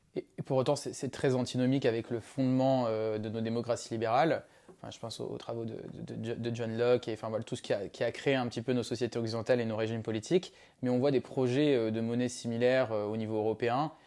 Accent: Madagascar; nous on a grandi à Madagascar avec Lucas

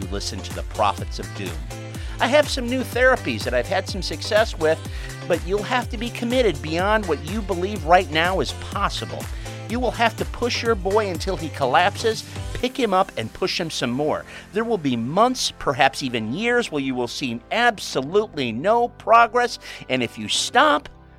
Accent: Chicago, Illinois, United States; my hometown of Chicago

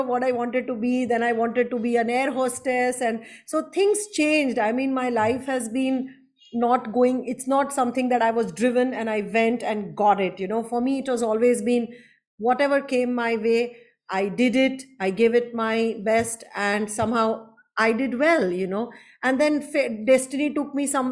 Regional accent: Ahmedabad, Gujarat, India; moved away as an adult; also born or lived in Mumbai / Japan / Singapore; I am basically from Gujarat, Ahmedabad. I left Ahmedabad at 21 when I got married.

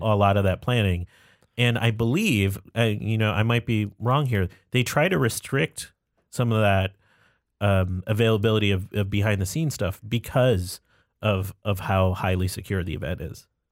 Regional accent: Buffalo, New York, United States; I was born in Buffalo, New York.

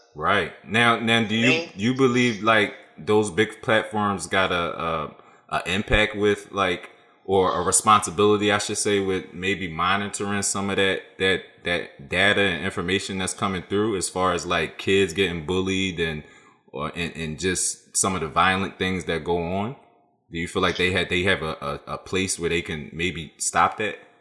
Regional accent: Philadelphia, Pennsylvania, United States; growing up in Philly is tough, bro

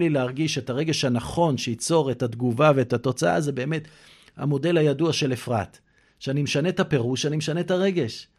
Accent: Kfar Netter, Central District, Israel; also born or lived in Eilat / Kiryat Haim / London; now in Herzliya Pituah, Israel; גדלתי בכפר נטר, אבל לא רק בכפר נטר

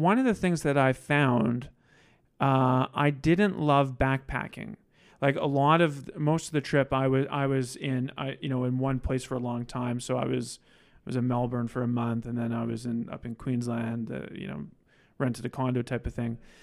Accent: Saskatoon, Saskatchewan, Canada; now in Regina, Canada; I'm from Saskatoon

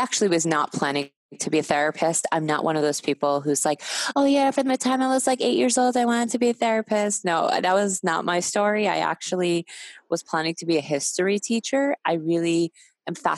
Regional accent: New York, United States; I'm a New Yorker

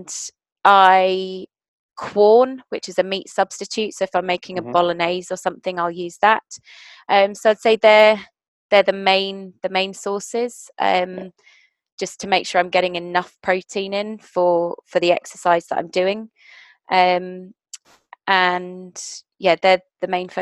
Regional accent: South Africa; moved away; I'm South African originally.

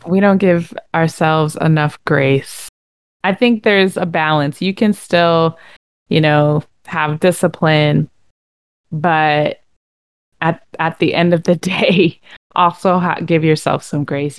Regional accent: Connecticut, United States; I'm from Connecticut

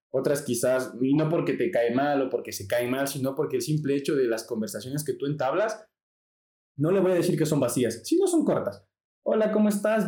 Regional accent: Ecuador; yo soy latino. Vivo en Ecuador

